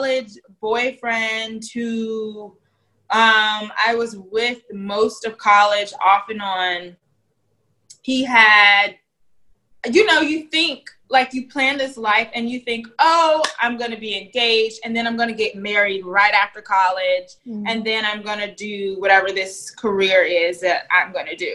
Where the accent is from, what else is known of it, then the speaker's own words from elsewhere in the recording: Virginia, United States; moved away as an adult; also born or lived in Tallahassee, Florida / Thomasville, Georgia; now in New York, United States; I'm from Virginia